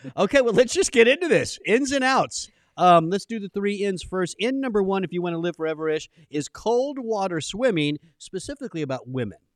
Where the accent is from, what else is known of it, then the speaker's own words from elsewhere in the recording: Southern California, United States; I grew up in Southern California